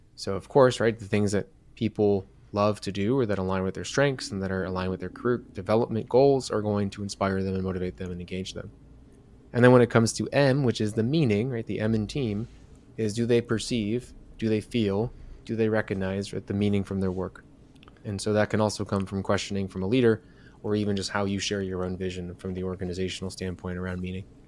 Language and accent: English; Chicago, Illinois, United States; I'm from Chicago